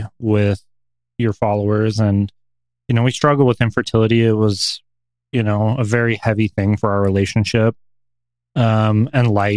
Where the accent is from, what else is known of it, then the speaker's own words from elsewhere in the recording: Colorado, United States; also born or lived in American Fork, Utah / Pueblo / Aurora; now in Salt Lake City, United States; I was born in American Fork, Utah, which is a suburb about an hour south of Salt Lake City. But I grew up primarily in Colorado. I lived in Colorado Springs, Pueblo, you know, Aurora